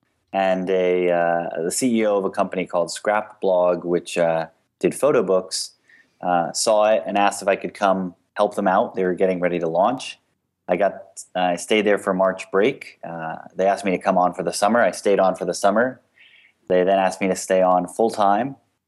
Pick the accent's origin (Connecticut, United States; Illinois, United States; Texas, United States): Connecticut, United States; also born or lived in Miami; now in San Francisco, United States; so I am a transplant from Connecticut and Miami. I'm in San Francisco now